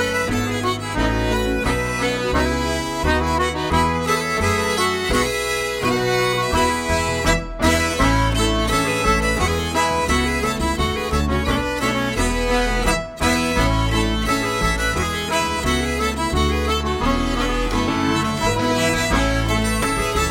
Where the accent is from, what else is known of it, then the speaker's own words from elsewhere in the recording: Denmark; I'm from Denmark